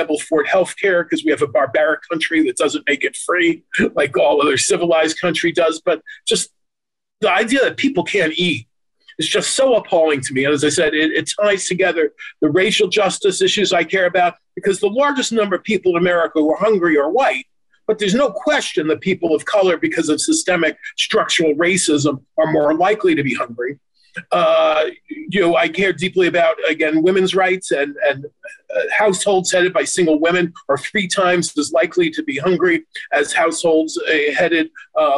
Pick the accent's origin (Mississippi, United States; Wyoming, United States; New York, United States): New York, United States; my hometown, New York